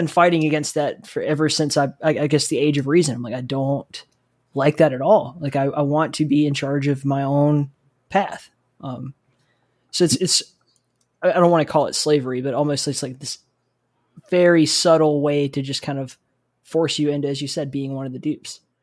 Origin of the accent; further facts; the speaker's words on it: South Alabama, United States; I grew up in South Alabama